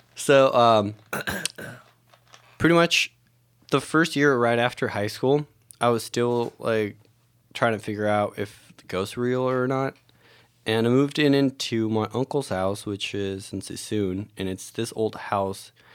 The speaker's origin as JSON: {"language": "English", "country": "Mexico", "tie": "born or raised there", "moved": "yes", "said": "growing up in Mexico"}